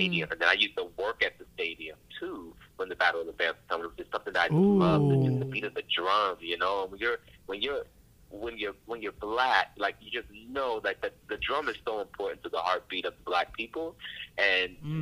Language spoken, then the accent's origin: English; Washington, District of Columbia, United States; also born or lived in Baltimore, Maryland; I was born in Baltimore, raised in the D.C. area